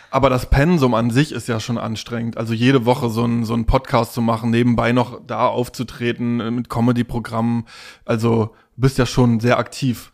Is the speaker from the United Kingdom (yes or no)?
no; Stralsund, Mecklenburg-Vorpommern, Germany; im Plattenbauviertel Knieperwest. Da bin ich aufgewachsen in Stralsund